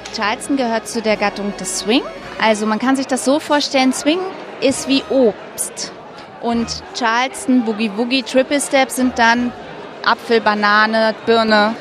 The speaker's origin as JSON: {"language": "German", "region": "Berlin", "country": "Germany", "said": "Ich bin ja aus Berlin"}